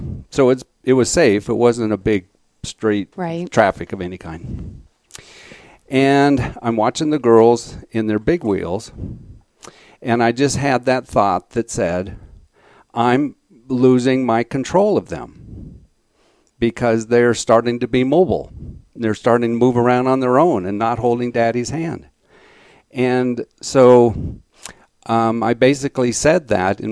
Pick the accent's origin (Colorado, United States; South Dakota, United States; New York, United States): Colorado, United States; Alamosa; moved away as an adult; I grew up in Alamosa, Colorado